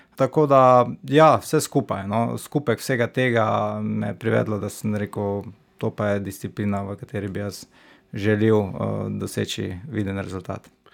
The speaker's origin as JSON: {"language": "Slovenian", "town": "Stranice", "country": "Slovenia", "tie": "born or raised there", "moved": "as an adult", "lives_now": "Maribor, Slovenia", "said": "rodil sem se v Mariboru, ne? potem sem pa, ker starši imajo domačijo, oziroma temu rekel bajto na stranicah, zato sem tam preživel mladostniška leta, se pravi od samega porojstva do študija"}